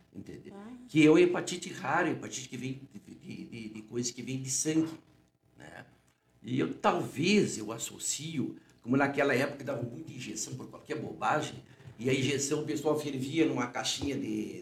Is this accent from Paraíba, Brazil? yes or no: no; Uruguaiana, Rio Grande do Sul, Brazil; moved away as an adult; also born or lived in Rio de Janeiro; o meu pai e a minha mãe são daqui. Né? Eu sempre digo, eu nasci na Santa Casa, fiquei 27 anos